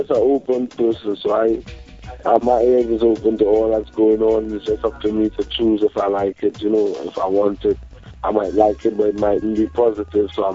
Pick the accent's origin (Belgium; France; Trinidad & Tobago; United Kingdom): Trinidad & Tobago; moved away; also born or lived in United States; I was born in Trinidad